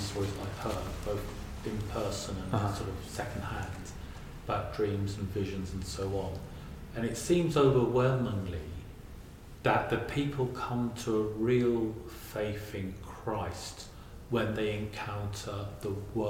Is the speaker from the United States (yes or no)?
no; England, United Kingdom; because I'm old, when I was younger, growing up in England